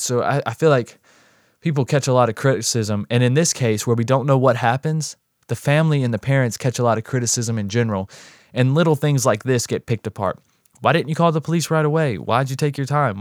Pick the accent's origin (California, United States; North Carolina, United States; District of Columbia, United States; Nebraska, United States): North Carolina, United States; I'm actually from the North Carolina area myself